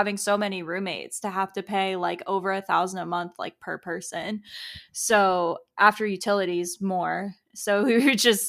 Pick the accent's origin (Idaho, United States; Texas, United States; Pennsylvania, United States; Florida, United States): Florida, United States; Tampa; I'm from Tampa, Florida, and I have never left